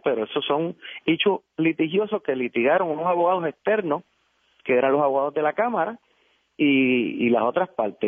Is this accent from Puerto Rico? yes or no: yes; Guaynabo, Puerto Rico; soy de Guaynabo